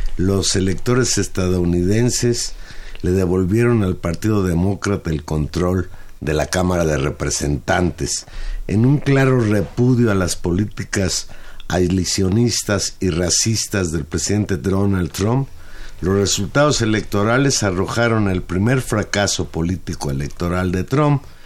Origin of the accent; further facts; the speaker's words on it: Mexico; nosotros como mexicanos